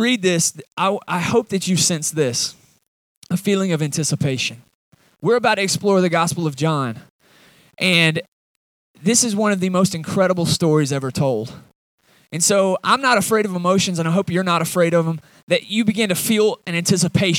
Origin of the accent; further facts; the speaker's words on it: Atlanta, Georgia, United States; now in Watauga, United States; I'm from Atlanta originally.